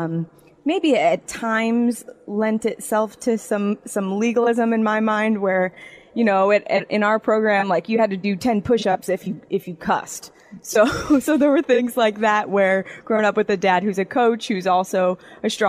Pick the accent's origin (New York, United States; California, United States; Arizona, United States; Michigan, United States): Arizona, United States; Phoenix; it started in inner city Phoenix